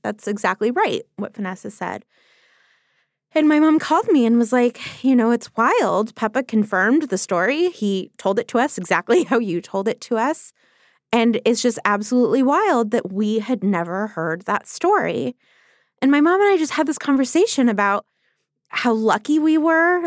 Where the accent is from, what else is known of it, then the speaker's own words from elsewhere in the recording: Los Angeles, California, United States; I taught high school English for a year in Los Angeles, which is my hometown